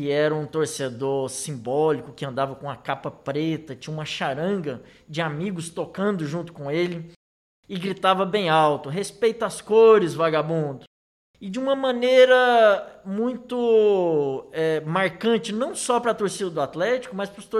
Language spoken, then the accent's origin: Portuguese; Goiânia, Goiás, Brazil; eu sentia como criança que é, nasceu em Campinas, nos bairros adjacentes